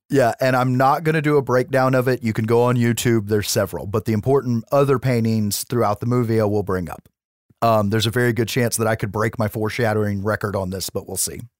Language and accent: English; United States; I'm an American